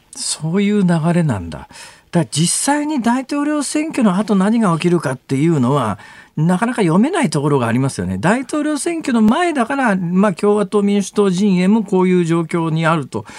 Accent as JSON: {"language": "Japanese", "region": "Osaka", "country": "Japan", "said": "だって私、大阪ですから"}